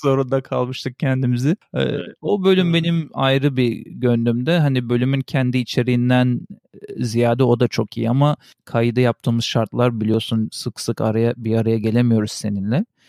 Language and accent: Turkish; Switzerland; moved away; also born or lived in Turkey; küçüklüğümden beri ben biliyorsun İsviçre'de doğup büyüdüm. Orada Almanca öğrendim.